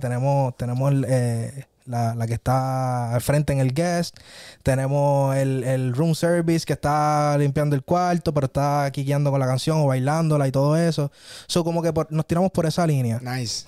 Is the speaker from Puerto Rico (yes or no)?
yes; San Germán, Puerto Rico; en mi pueblo, en San Germán